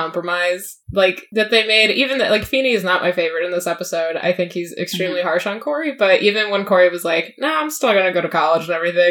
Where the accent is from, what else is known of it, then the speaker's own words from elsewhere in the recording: Michigan, United States; I grew up in Michigan, and so did Jim.